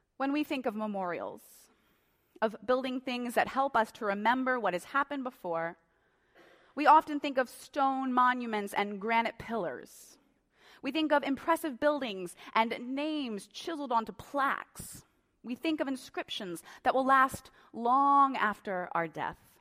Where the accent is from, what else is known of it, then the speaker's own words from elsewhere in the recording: Tulia, Texas, United States; now in Colorado, United States; I was born in Tulea, Texas